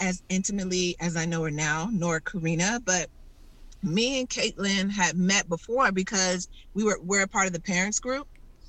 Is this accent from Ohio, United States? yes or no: no; San Francisco, California, United States; moved away as an adult; now in Oakland, United States; Okay, so hey … Originally from San Francisco, I practice Buddhism in Oakland right now